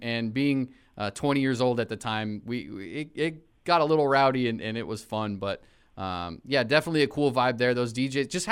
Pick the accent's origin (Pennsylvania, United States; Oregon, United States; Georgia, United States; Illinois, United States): Oregon, United States; Corvallis; my hometown of Corvallis, Oregon